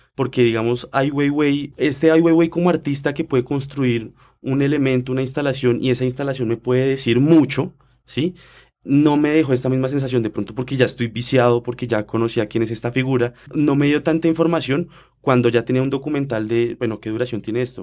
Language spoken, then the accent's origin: Spanish; Colombia; nosotros como colombianos